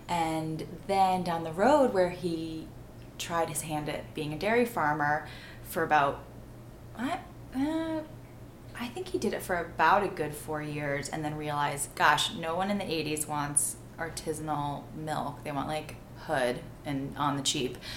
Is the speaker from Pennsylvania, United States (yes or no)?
no; the Berkshires, Massachusetts, United States; Berkshires in Massachusetts, uh, very quaint little town. I was the first child born in that village without stoplights in 30 years.